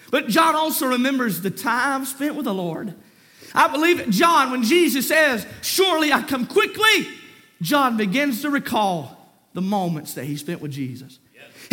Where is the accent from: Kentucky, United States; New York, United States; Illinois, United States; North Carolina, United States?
North Carolina, United States; Lexington; I grew up in Lexington. My dad pastored Walters Grove